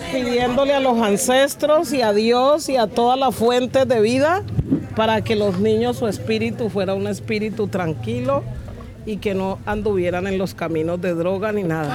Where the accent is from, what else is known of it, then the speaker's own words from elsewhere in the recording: Pacific region, Colombia; soy eh, mujer del Pacífico